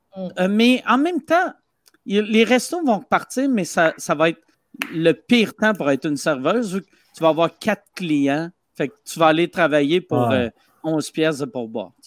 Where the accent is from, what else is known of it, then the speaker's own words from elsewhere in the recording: Quebec City, Quebec, Canada; je viens de Québec.